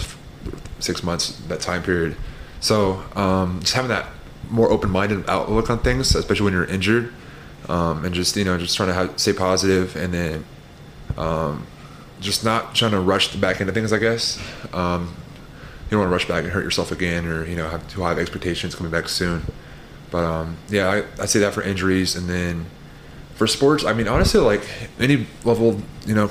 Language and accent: English; Colorado, United States; moved away as an adult; also born or lived in Hawaii; now in Missouri, United States; I've been in Colorado my whole life